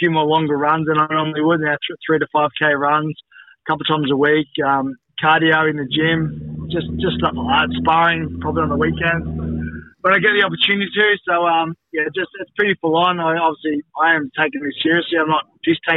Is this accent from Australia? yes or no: yes; Cronulla, New South Wales, Australia; my hometown here in Cronulla